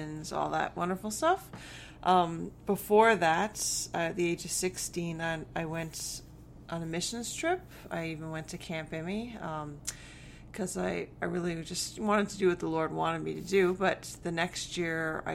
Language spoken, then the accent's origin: English; Hamilton, Ontario, Canada; So I was born and raised in Hamilton, Ontario. And I lived there right up until I went to Bible college at Faithway